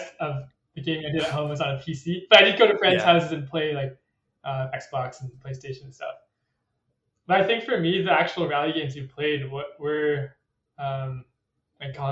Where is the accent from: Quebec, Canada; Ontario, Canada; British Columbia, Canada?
British Columbia, Canada; North Vancouver; Born and raised in Vancouver, pretty close to the mountain